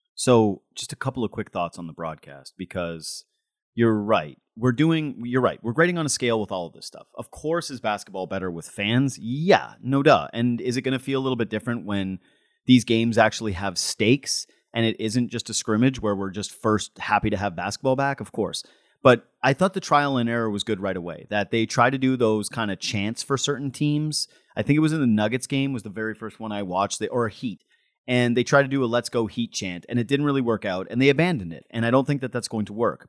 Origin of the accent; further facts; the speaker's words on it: Whitehorse, Yukon, Canada; moved away; I'm from Whitehorse, Yukon. I might be the worst Yukoner in the history of the Yukon